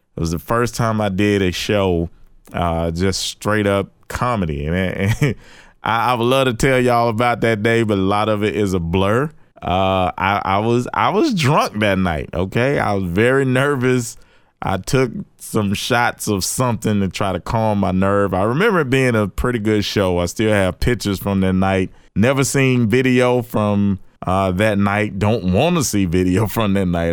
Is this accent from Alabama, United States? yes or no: yes; Birmingham, Alabama, United States; Birmingham, my hometown